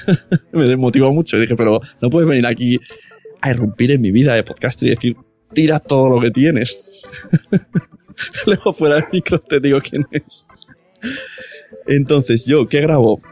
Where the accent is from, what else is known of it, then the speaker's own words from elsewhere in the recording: Catalonia, Spain; mi pueblo es de de Cataluña